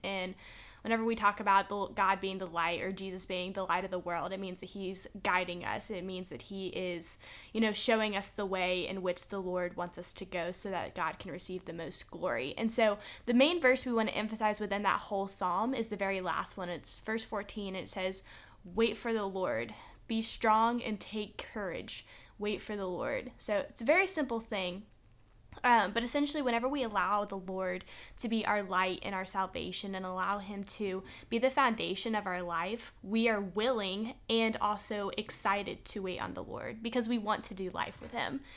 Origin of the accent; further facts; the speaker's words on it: Texas, United States; now in Alabama, United States; we're from Texas, too.